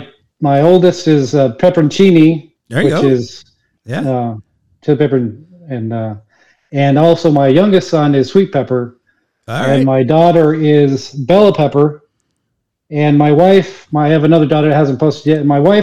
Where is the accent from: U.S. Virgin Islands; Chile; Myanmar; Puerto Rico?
Chile; born there; I mentioned I was born in Chile